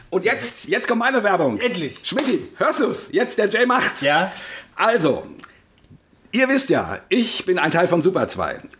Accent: Bremen, Germany; Aus nämlich, meiner Heimatstadt. Ja, ups, Bremen. Aus Bremen.

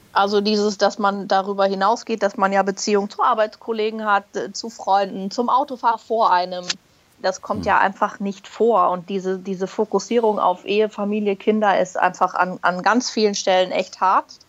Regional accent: Berlin, Germany; moved away as an adult; also born or lived in Hamburg; now in Munich, Germany; gebürtige Berlinerin, mittlerweile in München zu Hause

